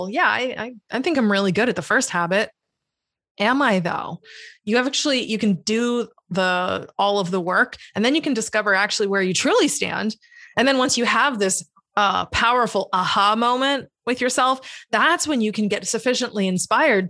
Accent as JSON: {"language": "English", "region": "Massachusetts", "country": "United States", "also_born_or_lived": "Hawaii", "moved": "yes", "lives_now": "Florida, United States", "said": "I'm from Massachusetts. Originally, I lived in Hawaii for a little while and then I moved here."}